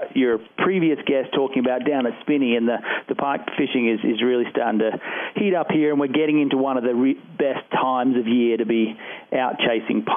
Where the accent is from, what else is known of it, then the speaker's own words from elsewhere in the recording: Australia; now in Colorado, United States; Like a big chunk of Coloradans, I'm a transplant, but I'm from Australia originally.